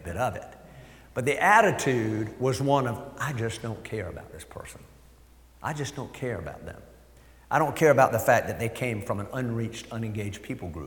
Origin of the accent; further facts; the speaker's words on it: United States; I grew up in Hampton County